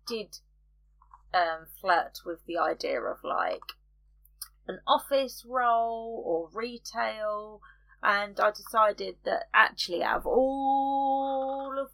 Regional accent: United Kingdom; we're British

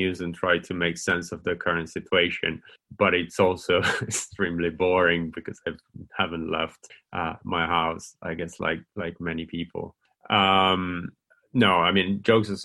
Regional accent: Italy; moved away as an adult; now in Oxford, United Kingdom; I'm from Italy.

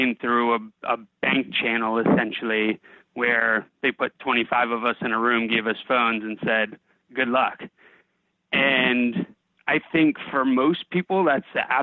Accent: Bethesda, Maryland, United States; now in Alexandria, United States; I grew up in Bethesda, Maryland

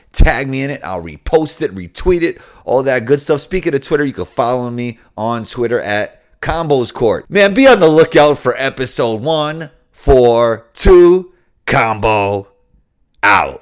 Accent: New York City, New York, United States; I'm from New York City

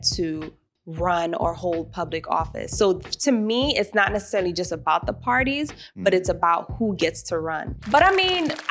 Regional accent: New York City, New York, United States; Growing up in New York City, I have people from the Caribbean, people from Africa

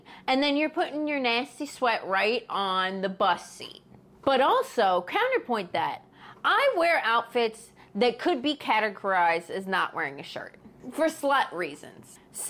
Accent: Ohio, United States; born there; I was born in Ohio. I'm not worried about Princess Diana.

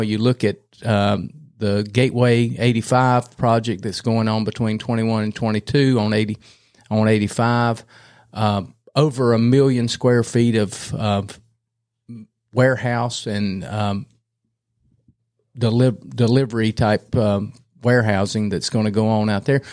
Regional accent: Cramerton, North Carolina, United States; also born or lived in Raleigh; I grew up in Cramerton

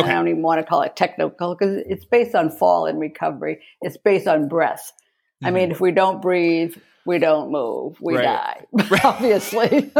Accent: Milford, Massachusetts, United States; moved away as an adult; now in Detroit, United States; I'm from the East Coast, yeah.

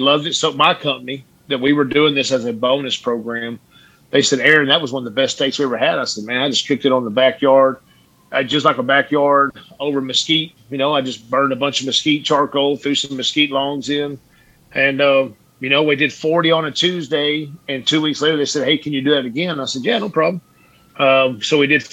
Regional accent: Midland, Texas, United States; I'm from a West Texas town, Midland, Texas

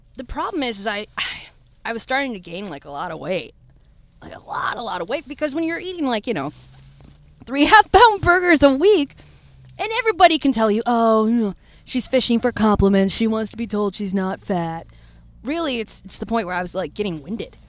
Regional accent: Detroit, Michigan, United States; moved away; also born or lived in Florida; born and raised in Detroit

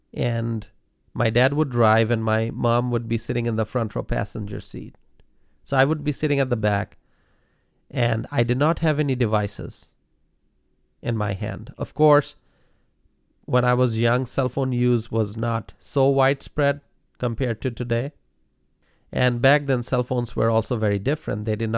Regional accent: Dhaka, Dhaka Division, Bangladesh; Growing up in Dhaka, one of the most densely populated cities in the world, there was a lot to see and learn.

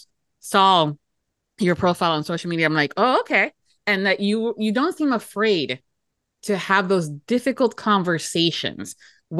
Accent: United States; first generation American, but Latin parents

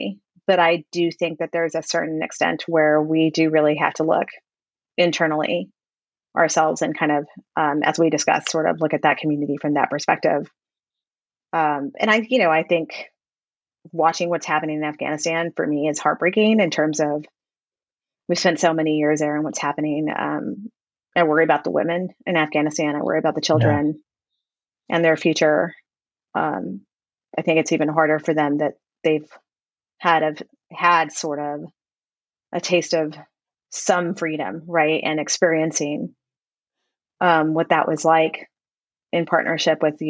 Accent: Texas, United States; I'm from Texas

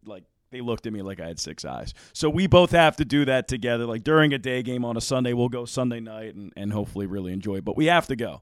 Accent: Pennsylvania, United States; moved away as an adult; now in Iowa, United States; I'm from Pennsylvania

